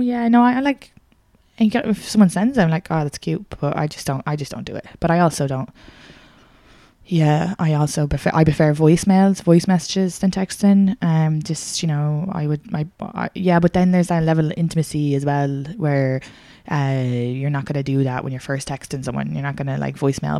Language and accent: English; Ireland; I'm Irish